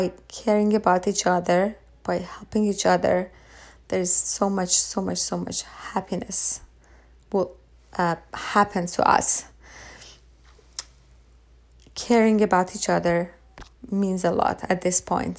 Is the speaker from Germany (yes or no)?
no; Iran; moved away; I was raised in Iran.